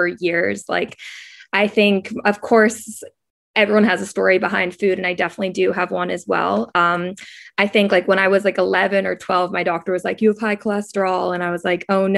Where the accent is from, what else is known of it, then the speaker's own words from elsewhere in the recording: New York City, New York, United States; also born or lived in Providence, Rhode Island; I'm from New York City originally